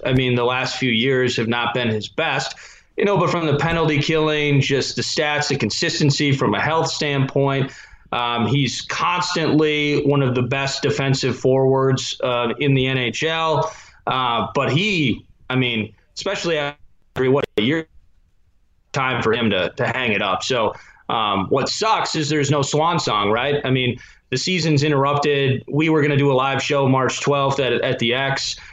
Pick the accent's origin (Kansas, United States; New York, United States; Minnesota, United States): Minnesota, United States; I'm from Minnesota. I adore Minnesota